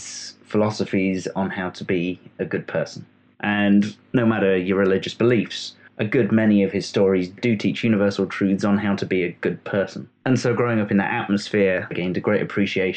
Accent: Sherwood Forest, East Midlands, United Kingdom; I was born and bred in Sherwood Forest

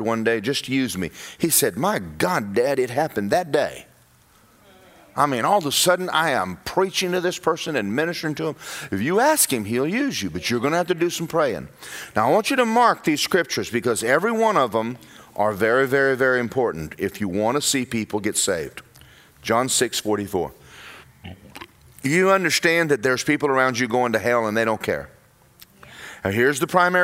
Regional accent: Georgia, United States; moved away as an adult; now in Orlando, United States; I'm from Georgia

